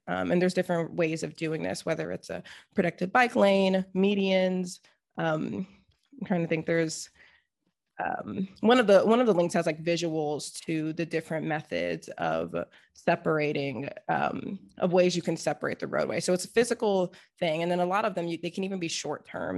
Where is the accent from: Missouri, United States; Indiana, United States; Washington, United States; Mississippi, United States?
Washington, United States; Seattle; growing up in Seattle